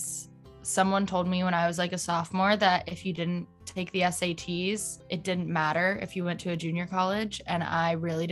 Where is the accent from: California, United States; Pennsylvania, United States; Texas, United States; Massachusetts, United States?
California, United States; Escalon; I am from Escalon, California, and I grew up there my whole life, which is like a little town by Modesto and Stockton